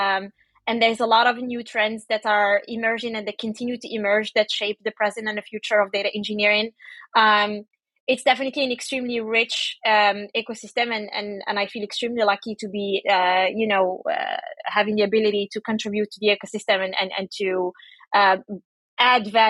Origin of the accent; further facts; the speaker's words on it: Paris, Île-de-France, France; moved away as an adult; I grew up in Paris